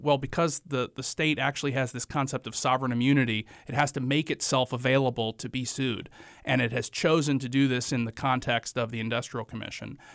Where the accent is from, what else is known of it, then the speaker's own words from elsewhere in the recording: Morganton, North Carolina, United States; moved away as an adult; also born or lived in Greensboro, North Carolina / Chapel Hill, North Carolina; now in Wilmington, United States; I am originally from Morganton, North Carolina. It's the western part of North Carolina in the foothills, right on Interstate forty. I lived there until I was eighteen years old